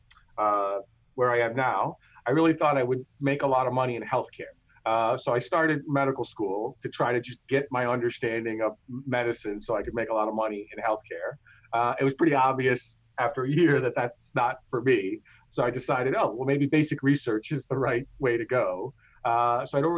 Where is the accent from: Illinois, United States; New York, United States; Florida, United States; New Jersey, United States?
New Jersey, United States; also born or lived in Coonoor, India / Chennai, India; I grew up in the great state of New Jersey